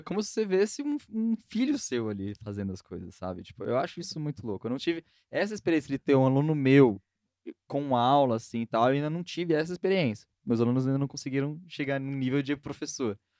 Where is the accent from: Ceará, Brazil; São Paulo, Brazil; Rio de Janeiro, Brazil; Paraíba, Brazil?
São Paulo, Brazil; eu sou mais paulistano que vocês possam imaginar, porque nasci e cresci no centro de São Paulo